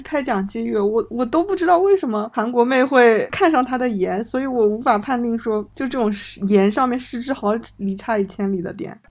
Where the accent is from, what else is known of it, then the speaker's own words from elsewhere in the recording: Macau; 会，我们我们澳门澳门人肯定是遗珠。